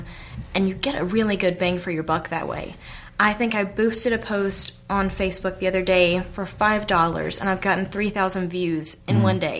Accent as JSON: {"language": "English", "town": "Charlotte", "region": "North Carolina", "country": "United States", "tie": "born or raised there", "said": "So I grew up in Charlotte, and I think I don't have an accent."}